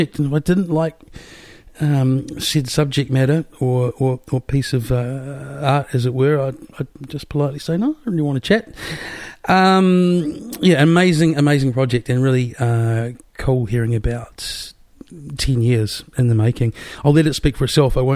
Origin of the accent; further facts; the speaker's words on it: Wellington, New Zealand; moved away; also born or lived in Melbourne; I'm from Wellington